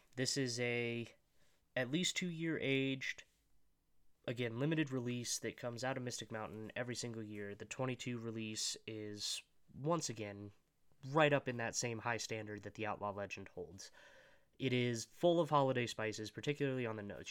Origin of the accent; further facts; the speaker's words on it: Colorado, United States; I was born and raised in Colorado